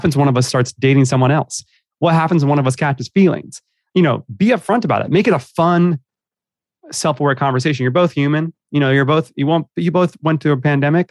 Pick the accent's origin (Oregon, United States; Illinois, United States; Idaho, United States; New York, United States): New York, United States; New York City; moved away as an adult; also born or lived in Los Angeles; Born and raised in New York